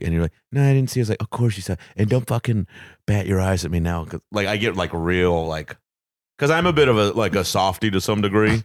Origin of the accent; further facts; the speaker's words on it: Fort Worth, Texas, United States; Fort Worth, Texas